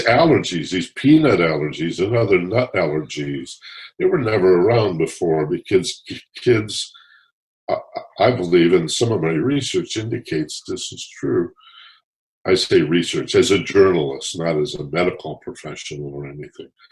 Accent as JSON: {"language": "English", "region": "Michigan", "country": "United States", "tie": "born or raised there", "said": "I grew up in Michigan"}